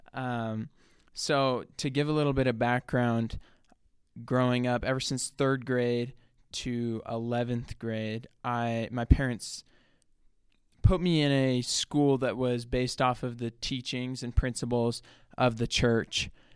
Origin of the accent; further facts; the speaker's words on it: south of Salt Lake City, Utah, United States; I'm like twenty minutes salt, south of Salt Lake City. So I grew up there. That's where I've lived my whole life